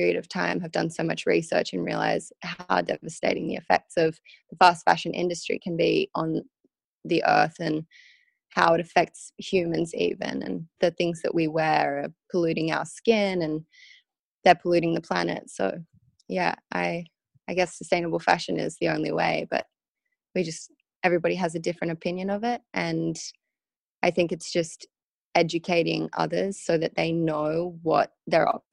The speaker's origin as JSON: {"language": "English", "town": "Sydney", "region": "New South Wales", "country": "Australia", "tie": "born or raised there", "also_born_or_lived": "Vail, Colorado, United States", "said": "I grew up in Sydney, Australia, but it's really interesting because a lot of people don't actually know that I was born in Vail, Colorado. And I only lived there till I was 5"}